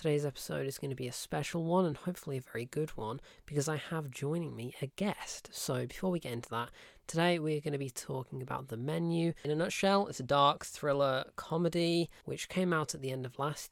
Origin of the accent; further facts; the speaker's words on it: United Kingdom; we're British